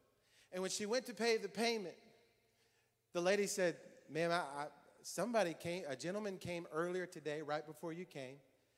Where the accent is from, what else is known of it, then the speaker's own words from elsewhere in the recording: Hamilton, Ohio, United States; born there; In 1979, I was born in Hamilton, Ohio.